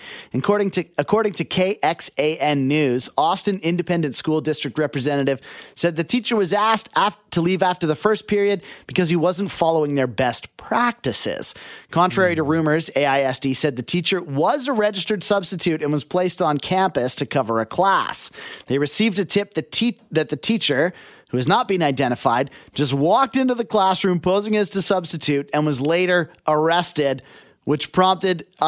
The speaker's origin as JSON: {"language": "English", "town": "Abbotsford", "region": "British Columbia", "country": "Canada", "tie": "born or raised there", "said": "I grew up in Abbotsford."}